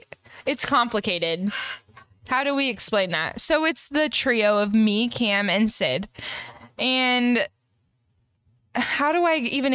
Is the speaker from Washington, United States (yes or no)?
yes; Spokane, Washington, United States; now in Midwest, United States; I'm from Spokane, Washington. And I was born in February.